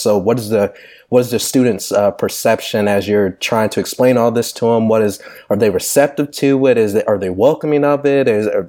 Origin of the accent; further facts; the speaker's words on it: Texas, United States; I was born and raised in Texas here in the South